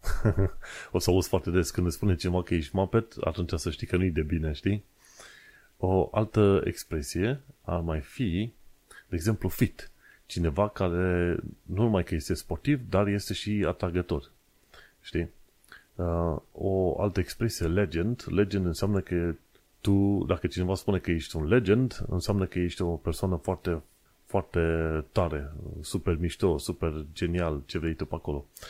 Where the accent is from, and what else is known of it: Romania; now in London, United Kingdom